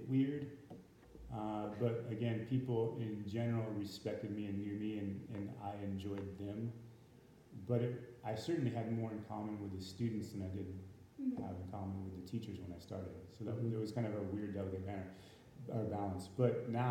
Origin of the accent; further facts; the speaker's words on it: Santa Cruz County, California, United States; most of us, we're from Santa Cruz County